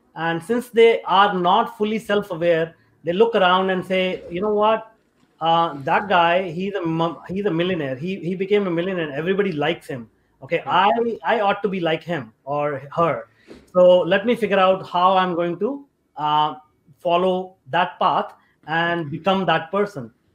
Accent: India; moved away as an adult; also born or lived in North America; I grew up in India

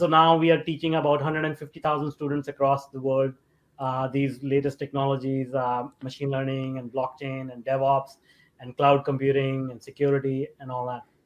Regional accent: India; moved away as an adult; also born or lived in North America; I grew up in India

